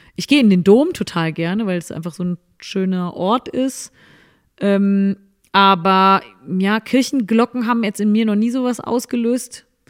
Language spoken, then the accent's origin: German; Cologne, North Rhine-Westphalia, Germany; war ich ja auch als Kölnerin, auch waren wir im Karneval äh, viel unterwegs